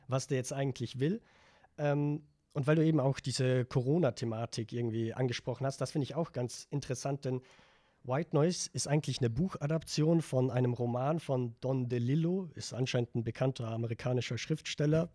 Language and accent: German; Vorarlberg, Austria; moved away; ich komme eigentlich aus Vorarlberg